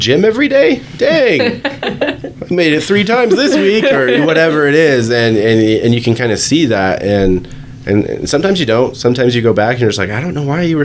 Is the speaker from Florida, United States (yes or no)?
no; Virginia, United States; I'm from Virginia, so I grew up in Virginia.